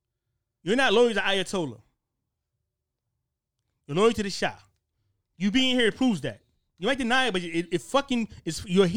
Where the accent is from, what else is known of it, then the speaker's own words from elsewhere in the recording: New Haven, Connecticut, United States; I was born in Connecticut, New Haven, Connecticut.